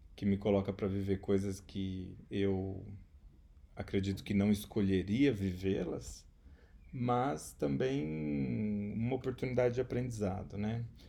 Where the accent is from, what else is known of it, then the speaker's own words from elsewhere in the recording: Maringá, Paraná, Brazil; moved away as an adult; also born or lived in Ribeirão Preto / Spain; sou também maringaense, né, a cidade onde eu moro, mas também onde eu nasci.